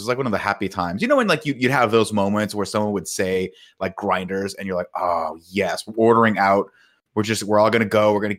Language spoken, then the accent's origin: English; Riverside, California, United States; born or raised there